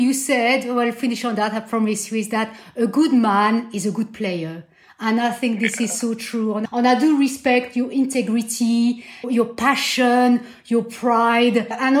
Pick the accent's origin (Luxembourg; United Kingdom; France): France; Brittany; I'm from Brittany